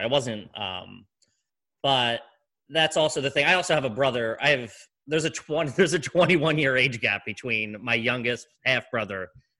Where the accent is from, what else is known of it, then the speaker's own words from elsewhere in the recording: Philadelphia, Pennsylvania, United States; we're from Philly